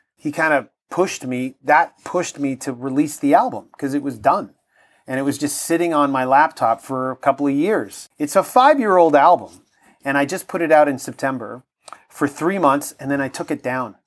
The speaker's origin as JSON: {"language": "English", "town": "Toronto", "region": "Ontario", "country": "Canada", "tie": "born or raised there", "said": "growing up in Toronto"}